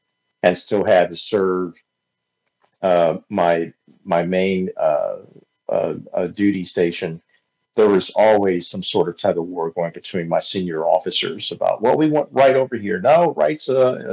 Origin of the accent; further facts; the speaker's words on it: Hagerstown, Maryland, United States; moved away as an adult; also born or lived in Tulsa, Oklahoma; I started in radio at the age of 16 in my hometown of Hagerstown, Maryland